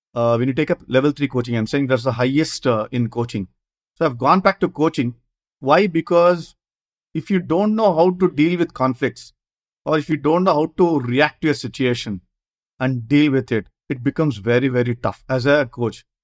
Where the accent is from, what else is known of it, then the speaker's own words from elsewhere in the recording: Bangalore, Karnataka, India; I come from Bangalore South, which is the hub of uh, tennis ball cricket